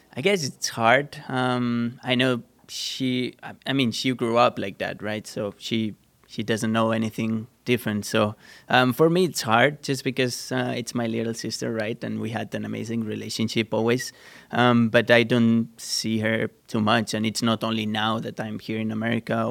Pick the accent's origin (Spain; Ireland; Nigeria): Spain; Sant Antoni de Vilamajor, Catalonia; English is a second language; moved away; I'm from a small town. I'm not from Barcelona City. I'm from a small town. And on that town, there was a small go-karting track